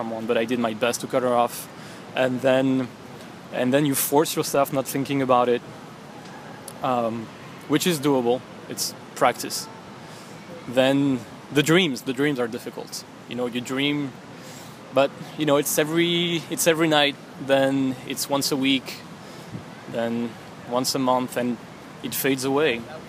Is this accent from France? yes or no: yes; Montpellier, Occitania, France; moved away as an adult; now in New York, United States; I'm from Montpellier, France.